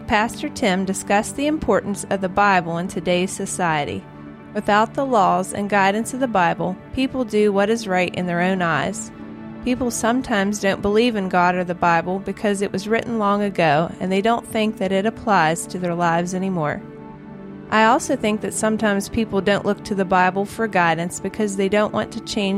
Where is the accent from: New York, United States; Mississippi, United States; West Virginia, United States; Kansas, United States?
West Virginia, United States; Morgantown; Since I grew up in Morgantown, I decided to attend West Virginia University after graduating from Morgantown High School